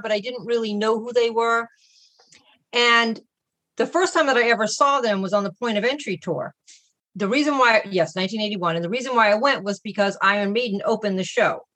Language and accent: English; Boston, Massachusetts, United States; I'm from Boston, Massachusetts